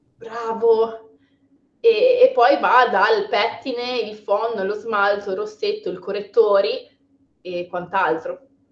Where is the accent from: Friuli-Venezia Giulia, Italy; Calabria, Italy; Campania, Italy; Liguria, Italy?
Liguria, Italy; Sono ligure